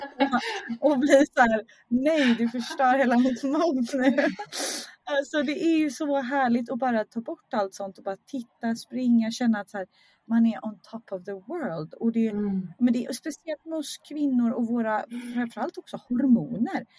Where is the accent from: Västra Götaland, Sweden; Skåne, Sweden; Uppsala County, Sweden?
Västra Götaland, Sweden; Skärhamn; now in Stockholm, Sweden; jag är uppvuxen i Skärhamn